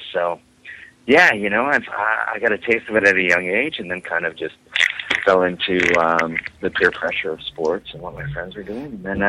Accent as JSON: {"language": "English", "town": "Calgary", "region": "Alberta", "country": "Canada", "tie": "born or raised there", "also_born_or_lived": "Vancouver", "said": "Well, I was born and raised in Calgary. I'm back in Calgary now, but I split my time between Calgary and Vancouver."}